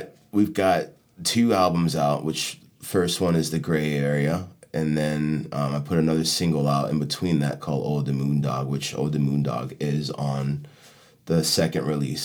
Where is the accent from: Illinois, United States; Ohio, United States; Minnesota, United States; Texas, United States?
Illinois, United States; Chicago; now in Miami, United States; And I felt like when I came down from Chicago, it was weird.